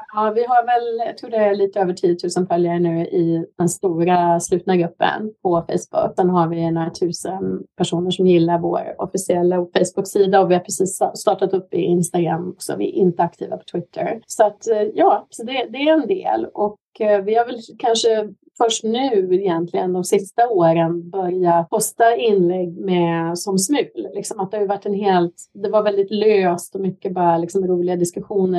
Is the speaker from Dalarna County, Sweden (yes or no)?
no; Hagfors, Värmland, Sweden; moved away as an adult; now in Vancouver, Canada; jag är ju värmlänning, född och uppvuxen i Hagfors i Nordvärmland